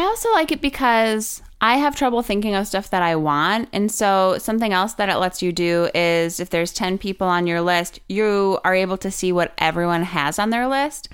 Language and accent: English; Wisconsin, United States; also born or lived in Milwaukee, Wisconsin; I'm from Wisconsin, and Wisconsin, and I lived in Milwaukee